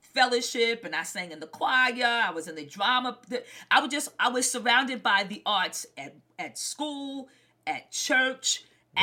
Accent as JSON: {"language": "English", "town": "New York City", "region": "New York", "country": "United States", "tie": "born or raised there", "said": "I was born and raised in Brooklyn, New York"}